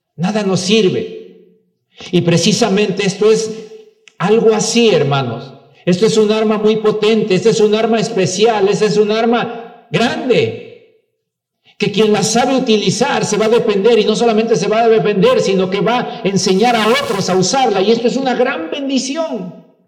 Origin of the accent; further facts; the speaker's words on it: Mexico; Claro que somos mexicanos